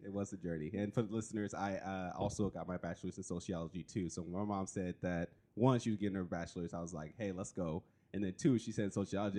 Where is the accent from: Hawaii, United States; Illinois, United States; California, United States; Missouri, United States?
California, United States; now in Oregon, United States; I'm from California